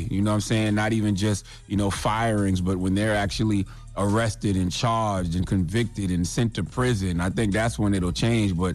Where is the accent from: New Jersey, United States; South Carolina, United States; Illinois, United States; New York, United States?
South Carolina, United States; I'm from the 843.